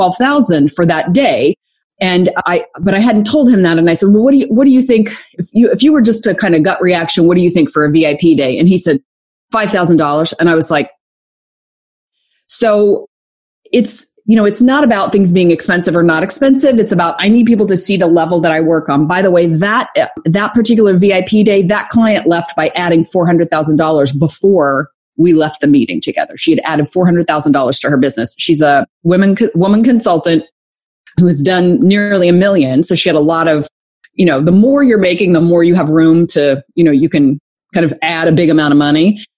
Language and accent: English; Arkansas, United States; moved away as an adult; also born or lived in Atlanta / Conway, Arkansas; I'm from Arkansas.